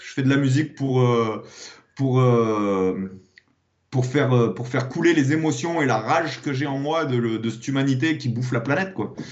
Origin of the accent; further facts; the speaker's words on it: Clermont-Ferrand, Auvergne-Rhône-Alpes, France; moved away; je suis monté à Clermont-Ferrand, euh, c'est ma région natale